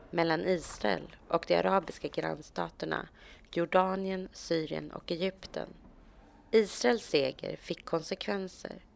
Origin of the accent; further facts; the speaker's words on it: Sweden; Jag är svensk. Jag är, eh, kommer från Sverige.